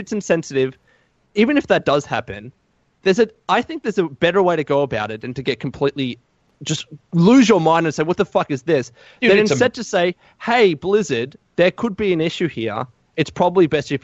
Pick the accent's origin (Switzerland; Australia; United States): Australia; I am an Aussie